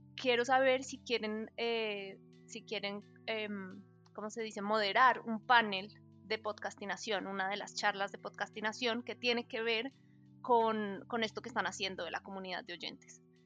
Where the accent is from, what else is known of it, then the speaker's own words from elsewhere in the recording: Colombia; somos colombianos